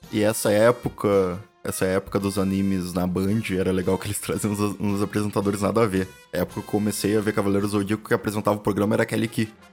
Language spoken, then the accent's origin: Portuguese; Rio Grande do Sul, Brazil; a gente sendo gaúcho